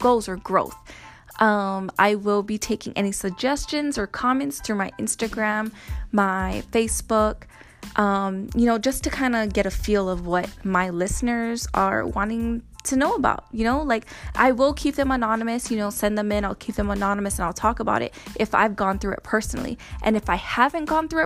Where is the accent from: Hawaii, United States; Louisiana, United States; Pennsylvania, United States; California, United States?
Hawaii, United States; now in Texas, United States; I am originally from Hawaii and I am now living in Texas